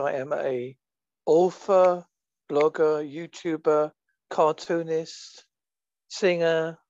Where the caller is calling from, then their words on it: Holsworthy, South West England, United Kingdom; A place called Holsworthy, which is in Devon, which is in England, a far away, long swim from America.